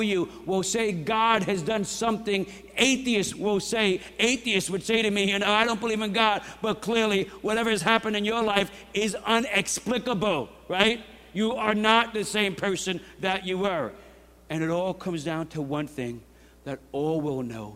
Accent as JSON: {"language": "English", "region": "New York", "country": "United States", "said": "I'm a New Yorker"}